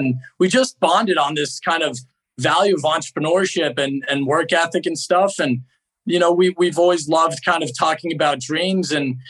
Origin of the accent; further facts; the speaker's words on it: New York City, New York, United States; also born or lived in New Orleans; So I'm born and raised in New York City guy from the ground up. I went to Fordham Prep in the Bronx.